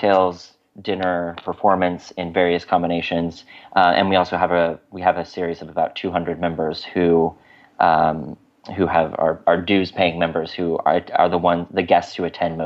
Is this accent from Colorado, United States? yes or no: yes; Fort Collins, Colorado, United States; moved away as an adult; also born or lived in Florida / Los Angeles / Aspen, Colorado; now in New York City, United States; I grew up in Fort Collins, Colorado.